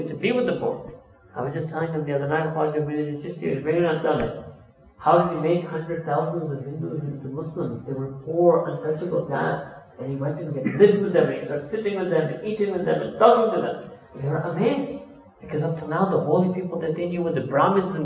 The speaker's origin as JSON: {"language": "English", "region": "New York", "country": "United States", "tie": "born or raised there", "also_born_or_lived": "Pakistan", "moved": "as an adult", "said": "born and raised in New York"}